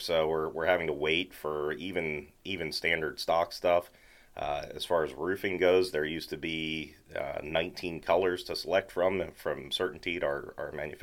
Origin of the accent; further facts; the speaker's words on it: Lancaster, Pennsylvania, United States; moved away as an adult; also born or lived in Maytown, Pennsylvania; now in Mount Joy, United States; I grew up in Lancaster City